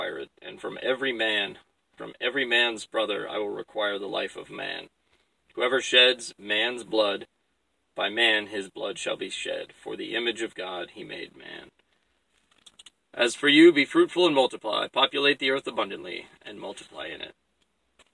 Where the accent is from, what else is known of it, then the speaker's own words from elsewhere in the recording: Alaska, United States; I'm from Alaska